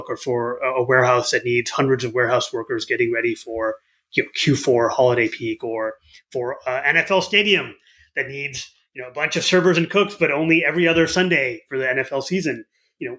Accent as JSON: {"language": "English", "region": "Southeast Michigan", "country": "United States", "tie": "born or raised there", "said": "I grew up in Southeast Michigan. My parents had immigrated here from India"}